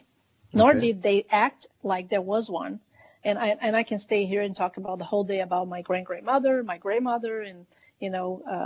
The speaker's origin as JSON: {"language": "English", "country": "Brazil", "tie": "born or raised there", "said": "I was born in Brazil, raised in Brazil"}